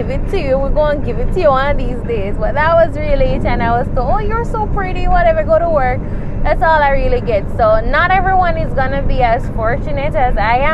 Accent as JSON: {"language": "English", "country": "Jamaica", "said": "we're Jamaicans. I'm a Jamaican"}